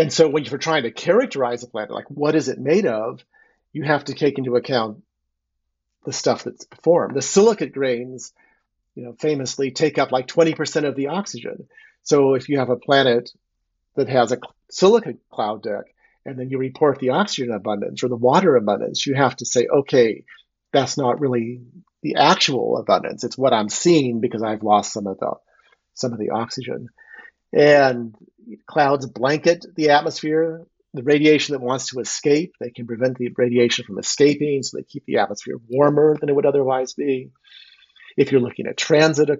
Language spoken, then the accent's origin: English; Phoenix, Arizona, United States; moved away; I was originally from Arizona, and I grew up in Phoenix.